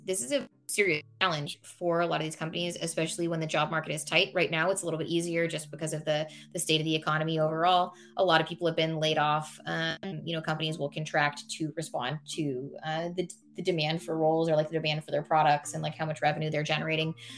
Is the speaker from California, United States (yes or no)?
yes; Silicon Valley, California, United States; I was born and raised in Silicon Valley.